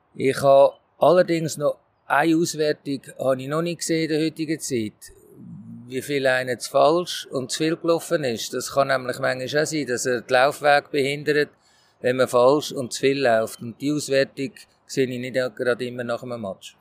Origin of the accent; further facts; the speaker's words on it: Switzerland; als Schweizer Trainer